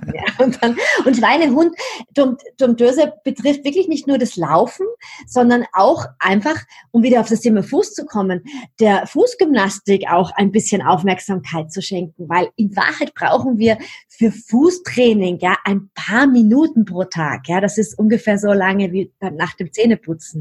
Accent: Vienna, Austria; Also wo ich herkomme, hört man wahrscheinlich ein bisschen. Ich bin Wienerin

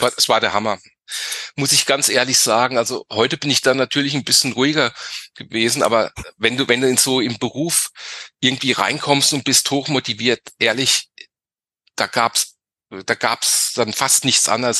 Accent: Griesheim, Hesse, Germany; ich äh, komme aus, aus Südhessen, aus dem Griesheim bei Darmstadt

